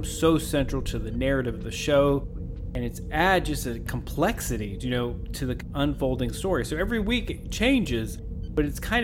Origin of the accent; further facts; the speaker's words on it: Kentucky, United States; I'm from Kentucky